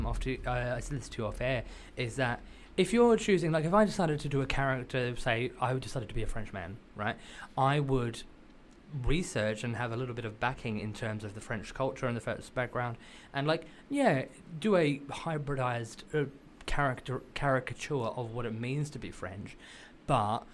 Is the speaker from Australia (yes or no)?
yes; Australia; I'm Australian